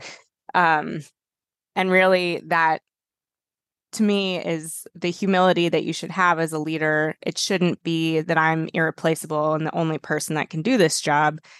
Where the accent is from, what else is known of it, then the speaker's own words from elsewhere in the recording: Boulder, Colorado, United States; moved away as an adult; I grew up in Boulder